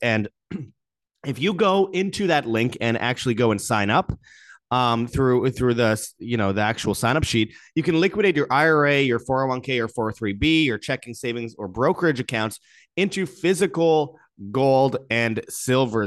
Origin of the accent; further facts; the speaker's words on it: Winnipeg, Manitoba, Canada; Peter Nygaard's from Winnipeg, Canada, my hometown